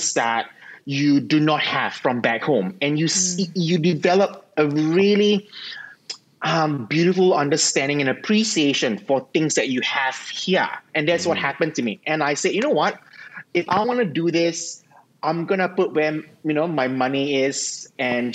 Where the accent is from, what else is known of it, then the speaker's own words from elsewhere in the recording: Singapore; moved away as an adult; now in Melbourne, Australia; I grew up in Singapore